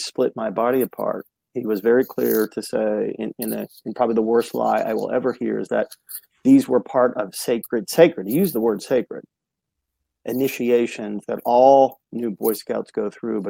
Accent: United States; also born or lived in Chicago; I was born in Chicago, but that was a short period of time, and then grew up on the East Coast outside of Washington, D.C.

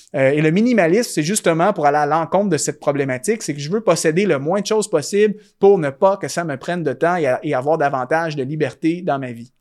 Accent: Canada; chez moi au Canada

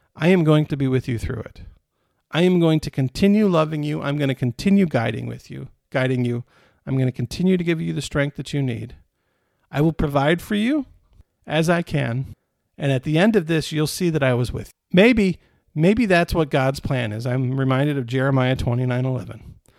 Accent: Michigan, United States; I was born in Michigan instead of Italy

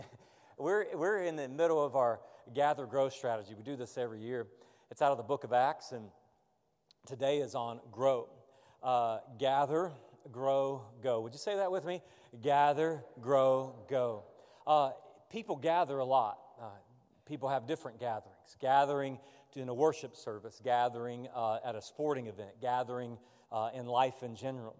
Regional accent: the South, United States; I grew up in the South. All my relatives are from Georgia, the Athens and Atlanta area.

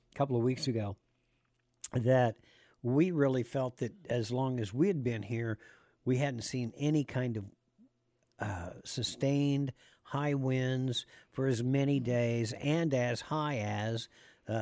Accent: Kansas, United States; moved away; when I grew up in Kansas

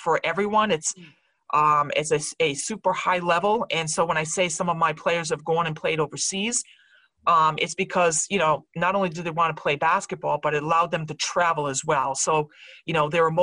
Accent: Rhode Island, United States; I'm from Rhode Island. My family's here.

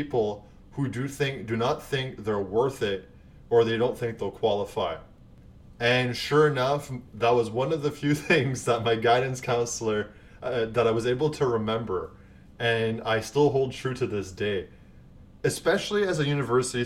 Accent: Canada; as a Canadian

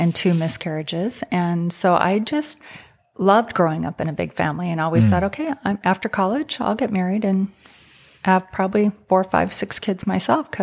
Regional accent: San Francisco, California, United States; I came from Northern California, San Francisco area, where that's just part of what a lot of people do is go to college and then think about marriage and family

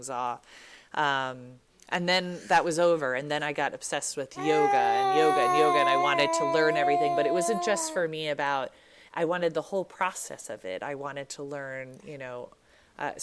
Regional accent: New York City, New York, United States; I was born in New York City.

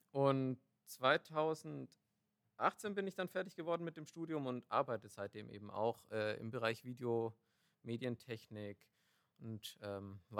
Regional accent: Nuremberg, Bavaria, Germany; born there; now in Düsseldorf, Germany

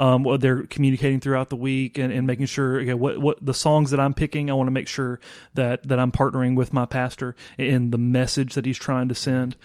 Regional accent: Vicksburg, Mississippi, United States; I am originally from Vicksburg, Mississippi

